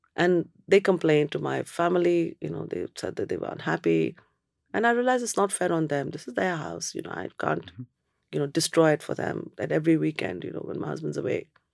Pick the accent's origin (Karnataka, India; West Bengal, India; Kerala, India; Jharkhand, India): West Bengal, India; Kolkata; moved away as an adult; also born or lived in Cambridge, United Kingdom; now in United Kingdom; I'm from Calcutta. Whole bloody place is like a sauna.